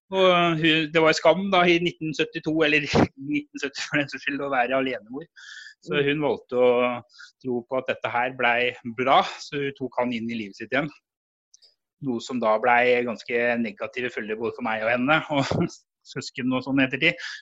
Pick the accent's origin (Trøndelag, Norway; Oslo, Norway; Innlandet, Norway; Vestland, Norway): Oslo, Norway; born there; jeg ble født i Oslo.